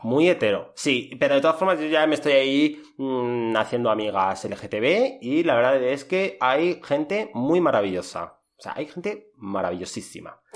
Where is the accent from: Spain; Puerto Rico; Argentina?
Spain; Madrid, Community of Madrid; soy de Madrid